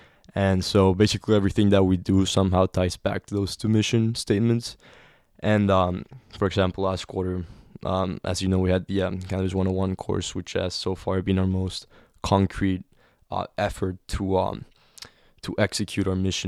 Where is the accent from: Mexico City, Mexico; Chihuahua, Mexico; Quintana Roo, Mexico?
Quintana Roo, Mexico; Cancun; Yeah, in Cancun. The crown jewel of Mexican tourism. But still was affected by the violence created directly by the war on drugs.